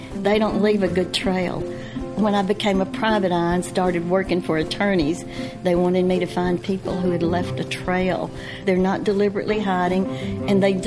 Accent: the South, United States; accent: Southern; my Southern accent

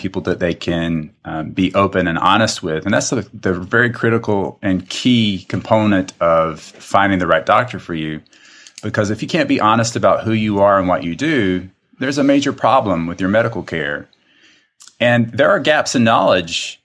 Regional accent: South Carolina, United States; accent: drawl; moved away; I'm originally from South Carolina

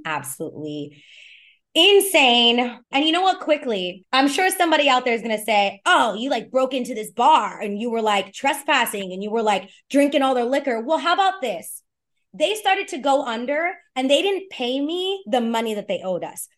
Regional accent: New York City, New York, United States; born or raised there

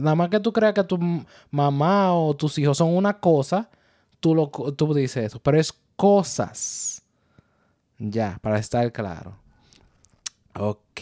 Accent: Dominican Republic; now in New York, United States; Somos una pareja dominicana viviendo el día a día en el área de Nueva York.

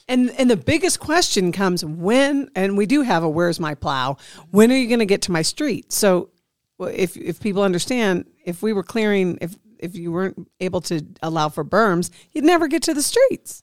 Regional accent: Midwest, United States; now in Nevada, United States; being from the Midwest

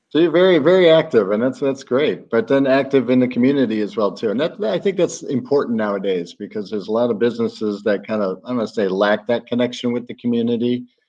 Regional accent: Chicago, Illinois, United States; now in Florida, United States; I'm from Chicago too

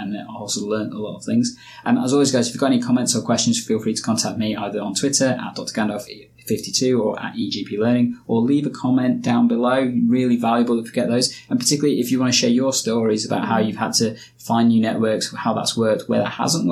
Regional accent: Nottingham, East Midlands, United Kingdom; also born or lived in Yorkshire; I moved from Yorkshire back to Nottingham, where I was born and bred. I'd lived in Nottingham for most of my life

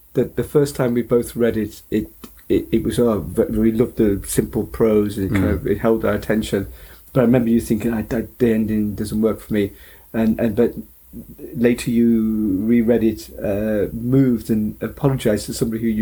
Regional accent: Nottingham, East Midlands, United Kingdom; I was from Nottingham

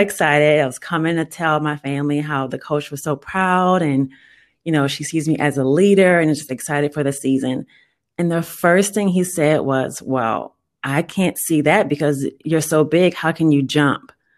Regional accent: New Orleans, Louisiana, United States; moved away as an adult; now in Texas, United States; I was born and raised in New Orleans

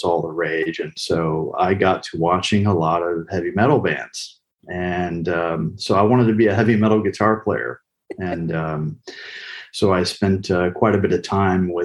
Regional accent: Pensacola, Florida, United States; moved away; also born or lived in Austin, Texas / Bolivia; I grew up in Pensacola, Florida. My father was military

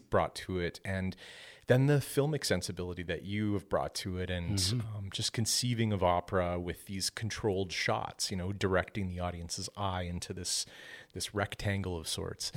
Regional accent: Penetanguishene, Ontario, Canada; moved away as an adult; also born or lived in Midland, Ontario / Lafontaine, Ontario; now in Oakville, Canada; I come from a small community uh, in Ontario and lived there all of my life. This was this was a, a little community called Penetanguishene

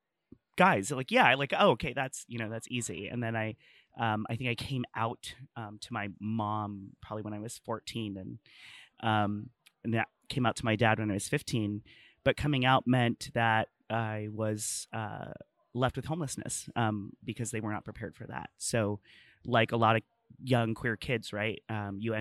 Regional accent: El Centro, California, United States; I'm from El Centro, California. It's a small rural like farming community

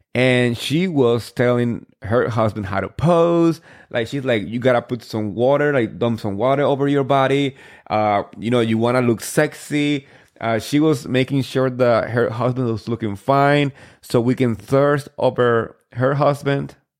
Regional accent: New Jersey, United States; I'm from Jersey

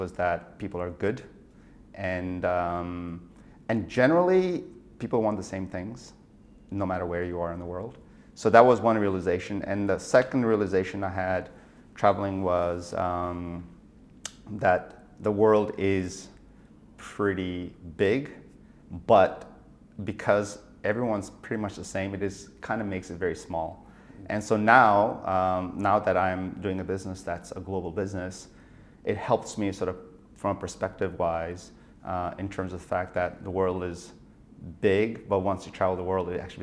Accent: India; moved away as an adult; also born or lived in Nagaland, India / United States; I was born in India, in a place called Nagaland, which is a small state in the northeast of India, which is on the Burmese border. And I went to primary school and high school in an international boarding school, which was for monks in the center of India

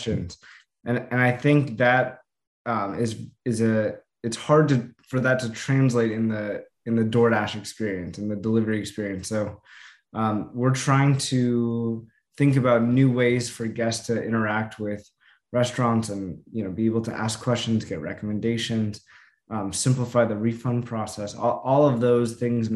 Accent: Los Angeles, California, United States; I grew up

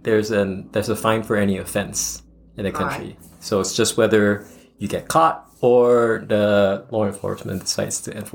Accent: Singapore; moved away as an adult; also born or lived in Taiwan; now in Colorado, United States; born and raised in Singapore. So Singapore is a really small country. It's kind of like the southern tip of the Asian continent, kind of, right down in Southeast Asia. So I was born and raised there.

